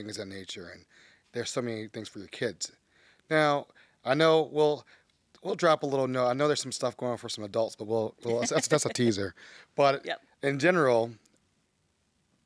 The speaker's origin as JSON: {"language": "English", "region": "Maryland", "country": "United States", "said": "We're from Maryland"}